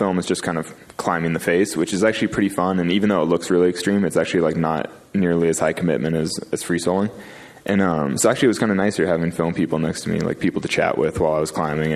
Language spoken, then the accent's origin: English; California, United States; I grew up in California